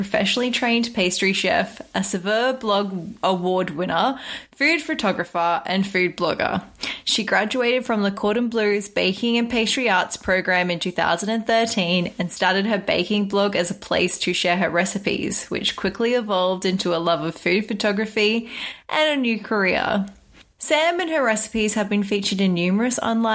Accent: Australia; As an Aussie

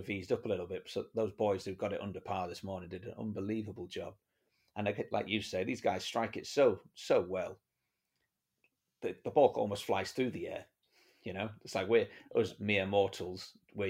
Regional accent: Penrith, North West England, United Kingdom; also born or lived in Johannesburg, South Africa; now in Cape Town, South Africa; I grew up in Penrith in the Lake District.

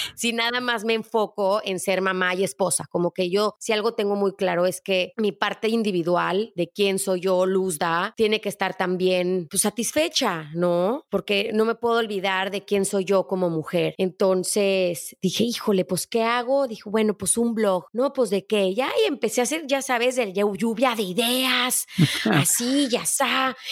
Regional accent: León, Guanajuato, Mexico; Yo soy de León, Guanajuato.

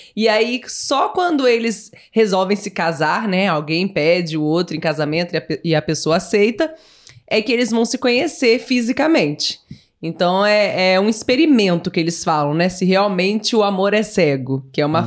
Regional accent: Barra Mansa, Rio de Janeiro, Brazil; born or raised there

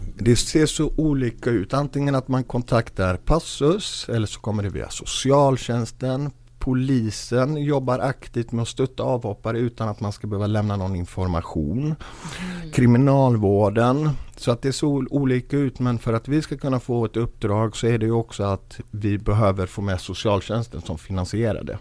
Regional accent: Gothenburg, Västra Götaland, Sweden; Jag är själv uppvuxen i Biskopsgården, finaste området.

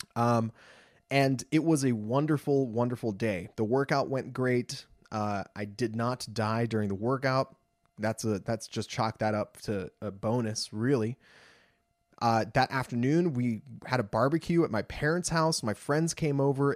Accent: Los Angeles, California, United States; I'm from Los Angeles

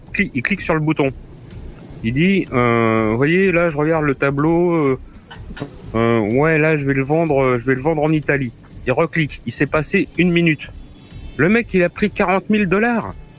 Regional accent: Normandy, France; chez moi, en Normandie

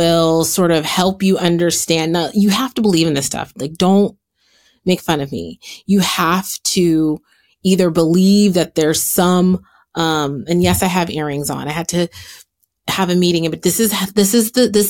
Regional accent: San Francisco, California, United States; now in Los Angeles, United States; I was born in San Francisco

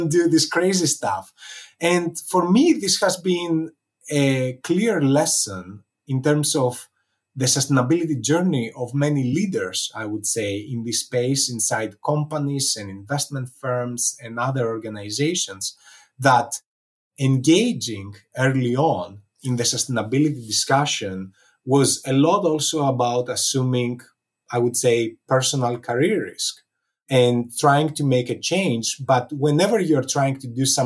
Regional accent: Athens, Attica, Greece; moved away; growing up in Athens, Greece

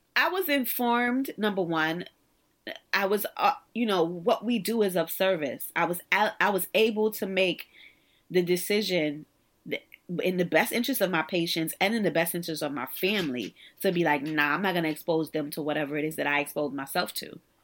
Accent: New York City, New York, United States; also born or lived in Virginia; I'm actually from the Stuy

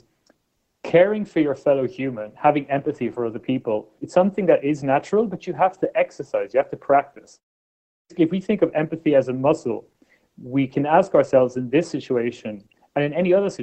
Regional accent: Ireland; When I was born in Ireland in the 1980s

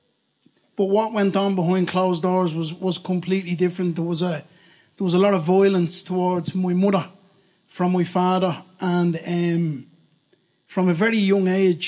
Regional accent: Dublin, Leinster, Ireland; moved away as an adult; also born or lived in Cork; I'm from Ballymun in Dublin. Born and reared in Ballymun.

